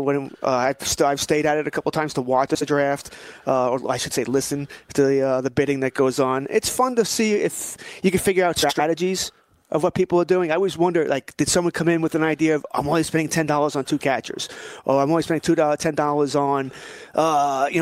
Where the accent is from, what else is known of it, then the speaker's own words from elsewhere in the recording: United States; I'm an American